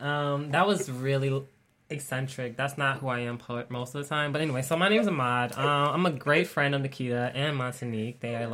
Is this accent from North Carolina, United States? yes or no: no; Chicago, Illinois, United States; moved away as an adult; now in Syracuse, United States; I'm from Southside Chicago.